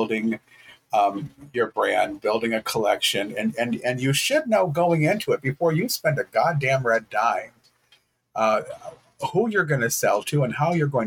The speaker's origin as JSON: {"language": "English", "town": "Detroit", "region": "Michigan", "country": "United States", "tie": "born or raised there", "also_born_or_lived": "Texas", "moved": "as an adult", "lives_now": "Michigan, United States", "said": "I grew up in Detroit and I am a dude with beige skin"}